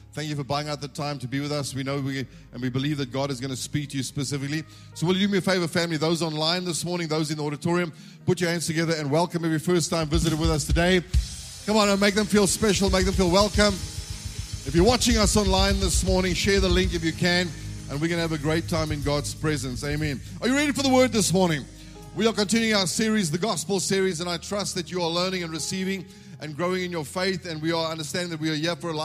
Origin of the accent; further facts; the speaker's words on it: South Africa; I'm born in this country. I'm a South African citizen.